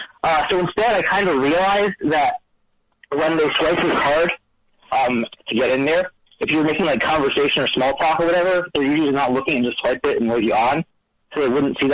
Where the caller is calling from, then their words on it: New York, United States; I'm calling from Brooklyn.